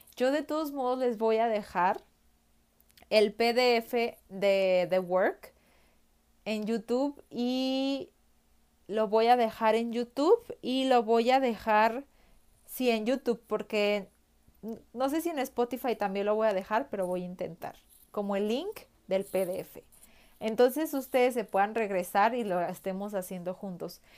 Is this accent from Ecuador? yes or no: no; Mexico; soy mexicana